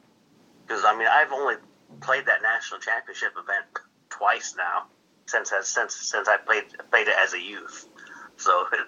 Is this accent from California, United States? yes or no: no; Washington, United States; Born and raised. Never left my hometown for some reason.